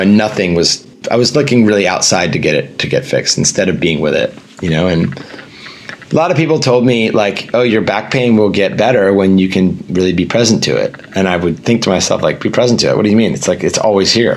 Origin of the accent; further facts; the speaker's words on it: Northern Virginia, United States; I grew up in Northern Virginia